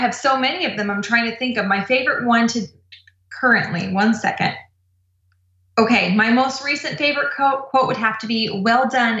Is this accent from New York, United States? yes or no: no; Irvine, California, United States; Irvine, California.